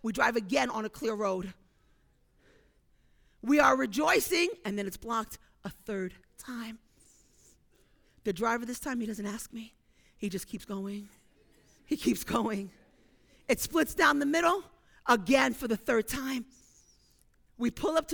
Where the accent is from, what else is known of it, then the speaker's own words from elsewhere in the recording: New York City, New York, United States; I'm from Brooklyn